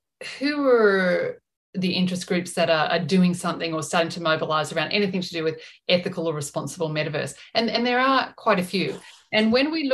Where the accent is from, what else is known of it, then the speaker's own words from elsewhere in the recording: Australia; us being Australian